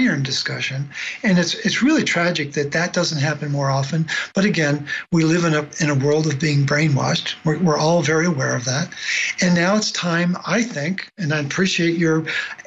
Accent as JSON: {"language": "English", "town": "Baltimore", "region": "Maryland", "country": "United States", "tie": "born or raised there", "said": "I grew up in Baltimore"}